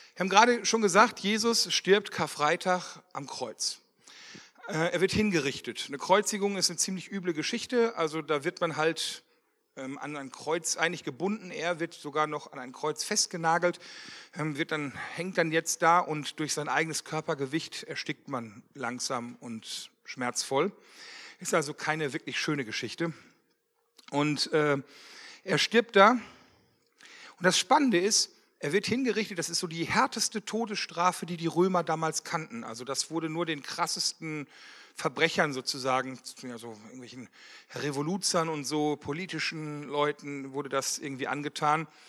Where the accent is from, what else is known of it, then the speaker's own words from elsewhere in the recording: Wermelskirchen, North Rhine-Westphalia, Germany; ich komme aus Wermelskirchen, verheiratet, zwei Kinder